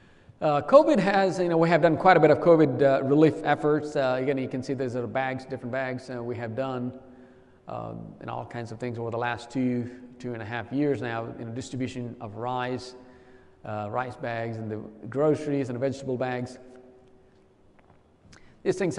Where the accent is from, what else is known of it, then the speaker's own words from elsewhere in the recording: India; traveled 3,500 miles two-way to get baptized in my home state